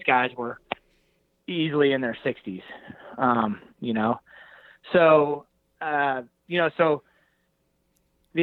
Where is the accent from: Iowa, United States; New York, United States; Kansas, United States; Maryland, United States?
Kansas, United States; Hays; I'm a flatlander from Hays, Kansas